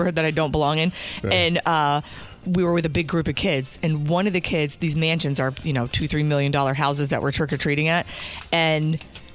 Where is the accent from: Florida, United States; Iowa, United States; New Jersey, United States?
New Jersey, United States; moved away; I grew up in New Jersey.